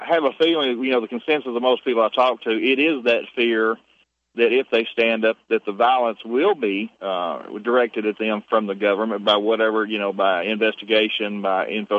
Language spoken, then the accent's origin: English; the South, United States; I'm a Southerner.